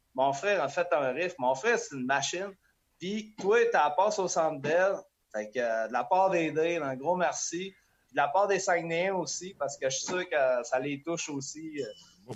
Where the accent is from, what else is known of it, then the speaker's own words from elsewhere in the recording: Quebec, Canada; On vient du Lac-Saint-Jean